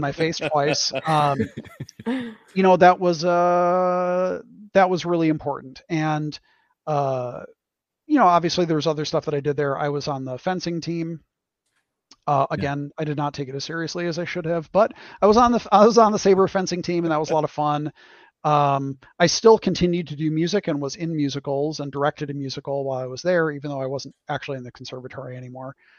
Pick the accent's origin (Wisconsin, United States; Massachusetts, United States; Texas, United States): Wisconsin, United States; in the 80s, which is when I was growing up, um, finding people who played d&d in a mm-hmm. small town a small wisconsin town